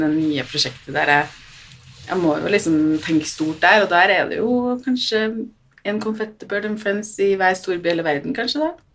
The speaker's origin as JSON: {"language": "Norwegian", "region": "Trøndelag", "country": "Norway", "said": "jeg er jo fra Trøndelag, så jeg har jo hytte på Hitra"}